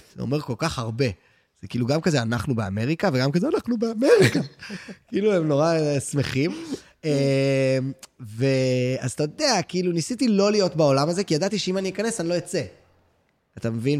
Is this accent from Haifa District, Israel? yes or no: no; Tel Aviv, Tel Aviv District, Israel; בטח שאני גם תל אביבי, שגם לא היה לי את העניין של אפילו לעבור לתל אביב